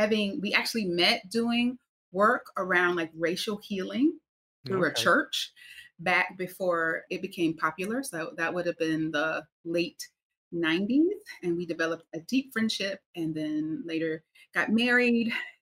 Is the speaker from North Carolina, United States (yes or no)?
yes; North Carolina, United States; So I am originally from North Carolina, grew up in the South, which is quite meaningful to the work that I do.